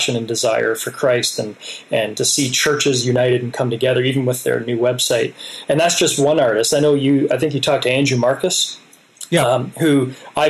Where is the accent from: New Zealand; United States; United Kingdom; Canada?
Canada; Hamilton, Ontario; I'm from Hamilton, Ontario. I spent a lot of years there